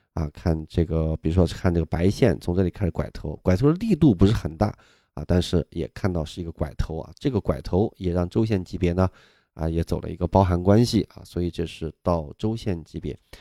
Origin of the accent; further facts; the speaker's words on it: Nanjiang, Sichuan, China; now in Beijing, China; 我们老家四川啊，南江县